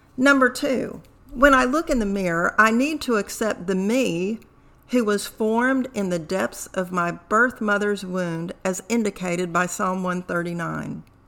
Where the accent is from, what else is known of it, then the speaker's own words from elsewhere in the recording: United States; also born or lived in Tehran, Iran; My adoptive parents left Tehran when I was two years of age. Since then, my background, values, behaviors have been ingrained as an American